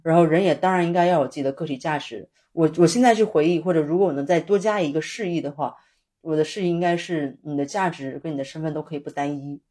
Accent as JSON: {"language": "Chinese", "town": "Shenzhen", "region": "Guangdong", "country": "China", "tie": "born or raised there", "moved": "yes", "lives_now": "Beijing, China", "said": "我的老家，回到深圳的时候"}